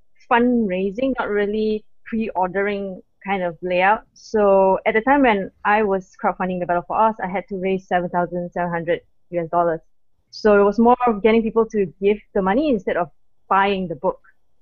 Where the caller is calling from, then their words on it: Malaysia; I'm from Malaysia. It's 7:14 a.m. right now.